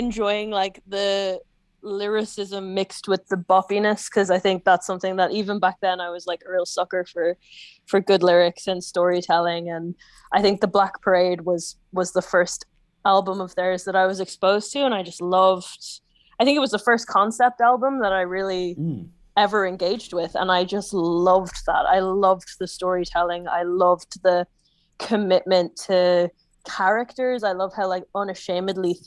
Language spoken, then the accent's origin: English; Donegal, Ulster, Ireland; I was, what, like 14 or 15, growing up in Donegal